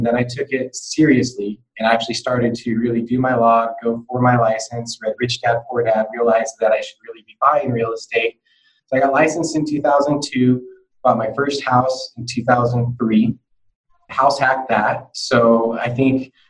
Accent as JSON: {"language": "English", "town": "Salem", "region": "Oregon", "country": "United States", "tie": "born or raised there", "also_born_or_lived": "Portland", "said": "as a kid growing up in Salem"}